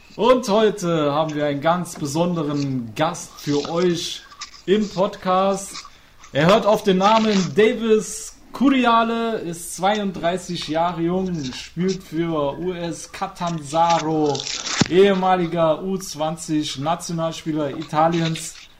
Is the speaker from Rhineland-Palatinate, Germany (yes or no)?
yes; Trier, Rhineland-Palatinate, Germany; moved away; also born or lived in Cologne; Ich bin eigentlich ursprünglich aus Trier